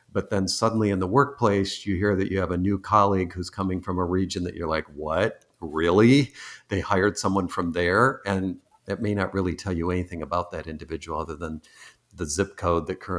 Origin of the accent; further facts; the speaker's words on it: East Coast, United States; also born or lived in Michigan; I recently moved from Michigan, though I'm originally from the East Coast, and my parents were Canadian, but I I now live on the West Coast